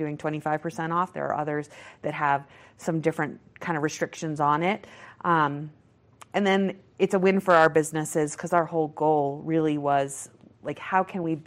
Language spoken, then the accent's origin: English; Maine, United States; now in Vail Valley, Colorado, United States; I'm from Maine, so my godsons are back there